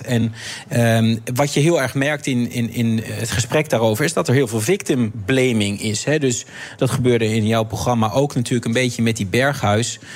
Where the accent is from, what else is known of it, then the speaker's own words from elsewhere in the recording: Netherlands; als Nederlanders